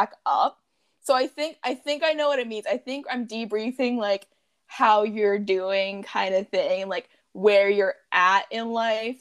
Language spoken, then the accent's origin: English; Alberta, Canada; we're Canadian, and we're specifically Albertan, so we're inland